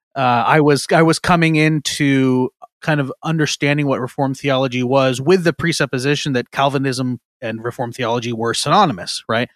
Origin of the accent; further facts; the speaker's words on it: Eastern Washington, United States; moved away as an adult; now in Seattle area, United States; I grew up in Eastern Washington, moved over to the Seattle area.